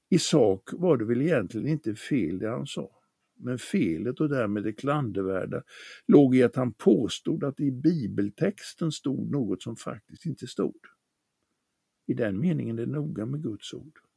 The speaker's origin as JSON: {"language": "Swedish", "region": "Småland", "country": "Sweden", "tie": "born or raised there", "said": "I min hemstad på det småländska höglandet fanns det i en bilskolas skyltfönster en modell av en fyrcylindrig bilmotor."}